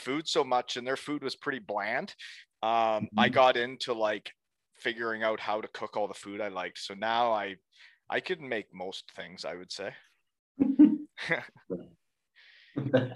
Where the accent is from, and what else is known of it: Canada